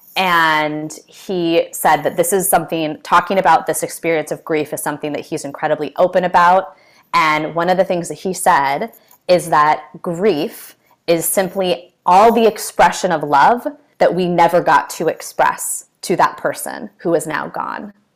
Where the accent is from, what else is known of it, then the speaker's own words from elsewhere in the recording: California, United States; I'm from California